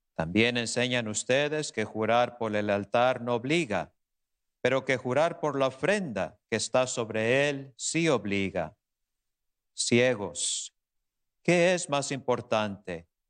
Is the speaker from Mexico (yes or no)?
yes; Tecolotlán, Jalisco, Mexico; moved away; mi pueblo natal, por allá en Tecolotlán, Jalisco